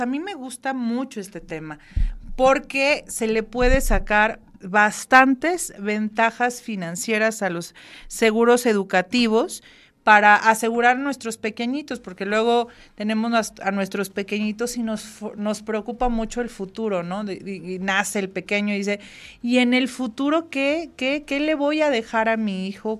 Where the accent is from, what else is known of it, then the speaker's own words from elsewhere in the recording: Mexico; como buenos mexicanos que somos